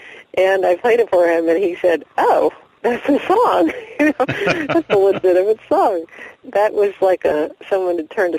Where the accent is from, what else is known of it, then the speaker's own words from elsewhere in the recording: North Carolina, United States; now in Tacoma, United States; And we moved to Tacoma in 1990 from North Carolina.